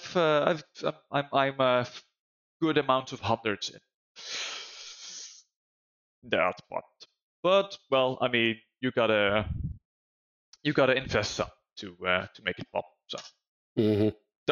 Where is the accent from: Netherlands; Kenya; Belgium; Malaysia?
Netherlands; I'm from Holland